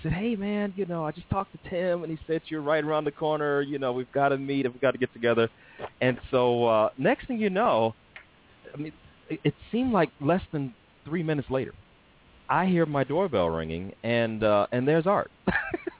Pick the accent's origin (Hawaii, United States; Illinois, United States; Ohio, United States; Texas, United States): Illinois, United States; Chicago; moved away; also born or lived in Nashville; I'm from Chicago